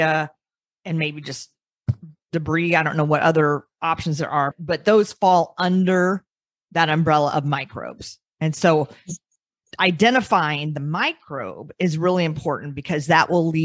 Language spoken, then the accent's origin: English; Iowa, United States; I grew up in Iowa.